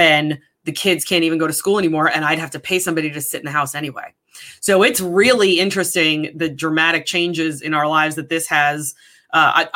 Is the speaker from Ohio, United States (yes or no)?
no; New York, United States; moved away; also born or lived in San Diego / Connecticut; I grew up in New York. I spent the majority of my life in New York, right outside of New York City